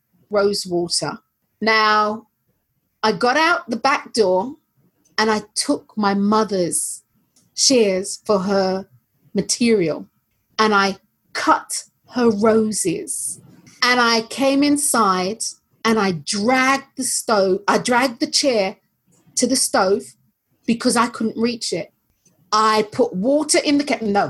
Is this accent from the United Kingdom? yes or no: yes; London, United Kingdom; I was born and raised in North London